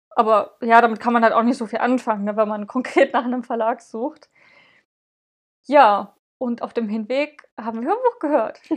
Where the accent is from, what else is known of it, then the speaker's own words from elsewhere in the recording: eastern Germany, Germany; bei uns im Osten